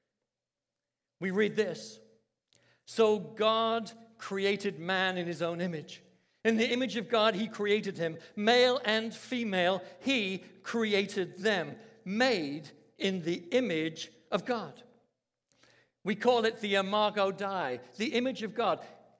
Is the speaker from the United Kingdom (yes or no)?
yes; London, United Kingdom; I was brought up in London, England, in a Christian family, very strict